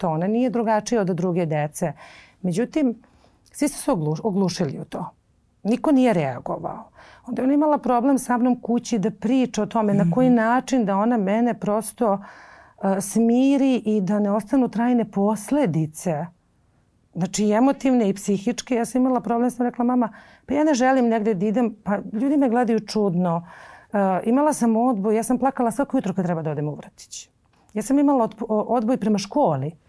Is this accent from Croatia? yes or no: no; Belgrade, Serbia; also born or lived in Lebanon / Cyprus; ja sam e, došla sa nepunih sedam godina u Beograd. Mi smo živjeli na relaciji Liban, Kipar, Beograd. Uh, I za sedam godina sam došla ovde da upišem školu. Majka odlučila da me ovde školuje, da ovde živimo.